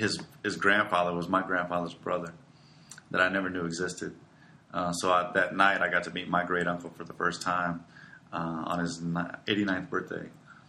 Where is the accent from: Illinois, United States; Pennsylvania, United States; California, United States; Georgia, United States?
California, United States; also born or lived in Chicago / Midland; now in San Antonio, United States; Well, I was born in Chicago, lived until I was 6, and then Midland, Texas till I was 12, and California till I was 18.